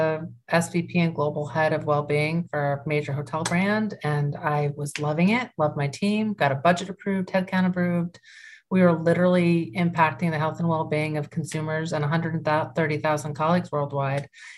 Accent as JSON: {"language": "English", "town": "York", "region": "Maine", "country": "United States", "tie": "born or raised there", "also_born_or_lived": "Chicago", "moved": "as an adult", "said": "my hometown in York, Maine"}